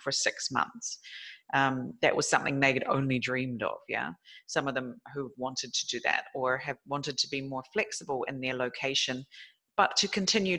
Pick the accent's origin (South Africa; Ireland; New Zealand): New Zealand; moved away; my home country is New Zealand